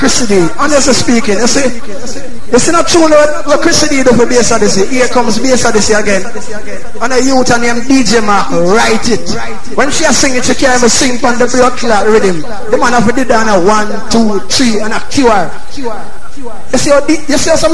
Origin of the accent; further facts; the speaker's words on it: St. Ann, Saint Ann, Jamaica; me is a boy I come from Senton